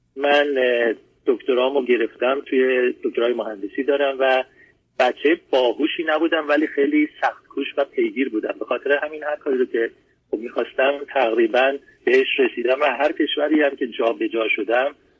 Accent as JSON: {"language": "Persian", "country": "Iran", "tie": "born or raised there", "moved": "as an adult", "said": "من بچگی خوبی داشتم یعنی بد نبود هرچند که دوران زمان جنگ من تقریبا بچگیم بوده یعنی 6 سالم بوده انقلاب شد 7 سالم بوده جنگ شد و حدود الان 50 سال دارم و بعد نبود با همه اون مشکلاتی که اون زمان بود توی ایران"}